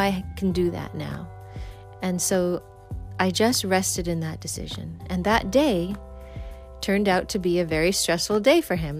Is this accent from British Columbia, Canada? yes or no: yes; Vancouver, British Columbia, Canada; now in East Coast, United States; I'm from the West Coast of Canada. I'm from Vancouver area.